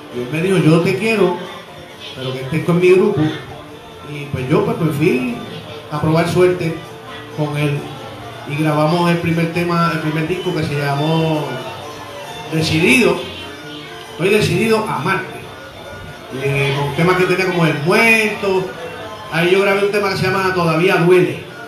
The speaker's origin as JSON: {"language": "Spanish", "town": "Trujillo Alto", "country": "Puerto Rico", "tie": "born or raised there", "also_born_or_lived": "Río Piedras, Puerto Rico / Santurce, San Juan, Puerto Rico", "said": "yo nací en el 1964 en Río Piedras, Puerto Rico, y soy natural del pueblo de Trujillo Alto. Allí yo crecí"}